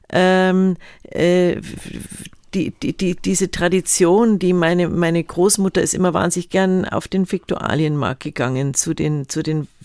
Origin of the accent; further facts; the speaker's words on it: Munich, Bavaria, Germany; weil München war immer so mein, mein Nest. Ich bin, trotzdem ich viel rumgekommen bin, hatte ich immer das Gefühl, das ist, ist mein Zuhause.